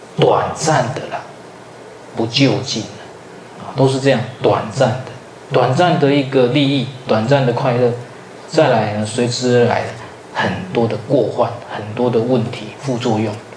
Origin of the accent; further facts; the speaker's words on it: southern Taiwan, Taiwan; now in central Taiwan; 我本来是南部人，后来到北部去读书，啊，最后落脚在中部